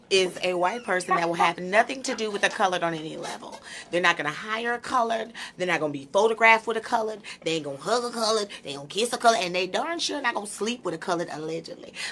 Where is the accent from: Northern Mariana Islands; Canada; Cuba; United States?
Northern Mariana Islands; Saipan; from Saipan. I'm from the sticks.